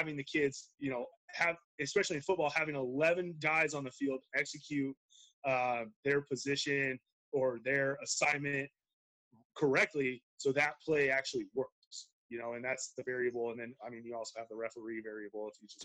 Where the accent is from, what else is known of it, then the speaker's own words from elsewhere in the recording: Treasure Valley, Idaho, United States; also born or lived in Montana; I was born and raised in the Treasure Valley